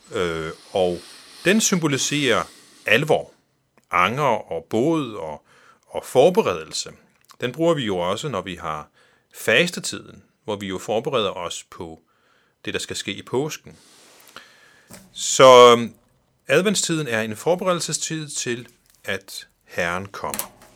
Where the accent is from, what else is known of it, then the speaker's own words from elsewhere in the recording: Faroe Islands; kommer jeg fra Færøerne